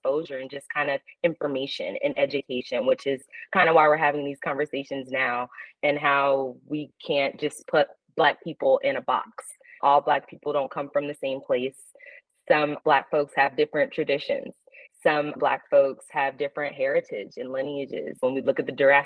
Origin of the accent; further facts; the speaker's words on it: California, United States; I was born out in California